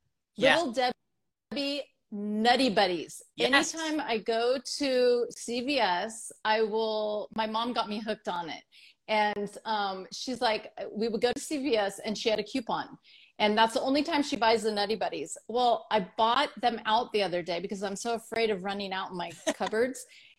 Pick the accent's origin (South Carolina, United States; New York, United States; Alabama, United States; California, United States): California, United States; part of my life, I grew up in the Bay Area and I know the Bay and I know how choppy that water gets.